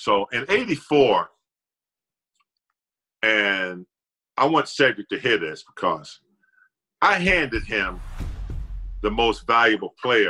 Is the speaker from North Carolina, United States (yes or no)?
yes; Gastonia, North Carolina, United States; moved away as an adult; now in Los Angeles, United States; I was from Gastonia, North Carolina.